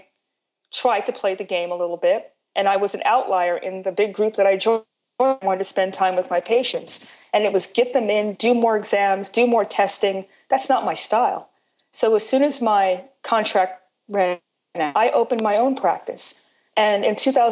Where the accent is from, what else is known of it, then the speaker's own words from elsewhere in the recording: New York City, New York, United States; I'm from New York, born in Brooklyn. And as a New Yorker